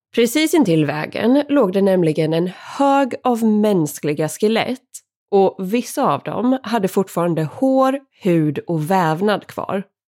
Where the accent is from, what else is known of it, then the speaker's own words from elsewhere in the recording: Sweden; här hemma i Sverige